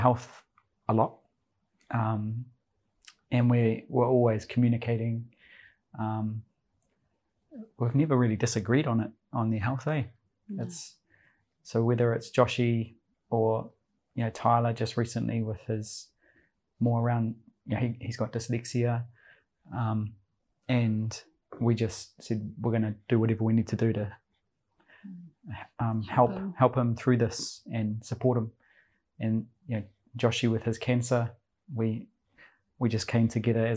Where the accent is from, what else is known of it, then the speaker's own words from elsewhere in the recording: Christchurch, Canterbury, New Zealand; moved away as an adult; also born or lived in Taranaki; now in Auckland, New Zealand; I come from Taranaki, grew up down in Christchurch with this lovely lady, and we met when we were 10 at Bamford Primary School